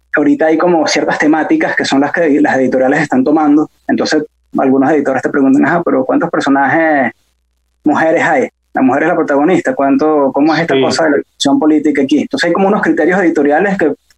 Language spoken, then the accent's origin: Spanish; Santa Mónica, Capital District, Venezuela; also born or lived in Bello Monte; yo nací en Santa Mónica y crecí en Santa Mónica